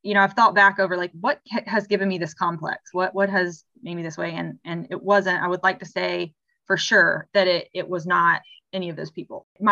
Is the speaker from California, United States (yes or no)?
no; South Carolina, United States; I am from South Carolina